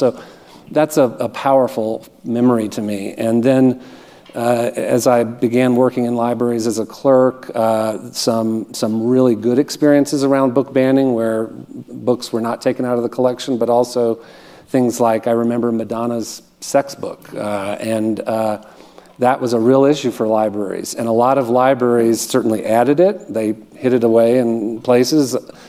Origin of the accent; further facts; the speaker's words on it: Montgomery, Alabama, United States; Well, I did most of my growing up in Montgomery, Alabama.